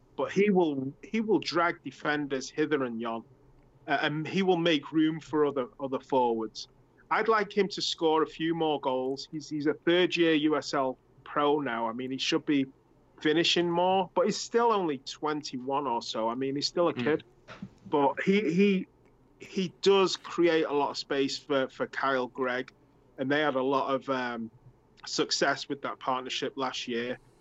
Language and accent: English; England, United Kingdom; moved away; I'm from England, and we played soccer in like November and December.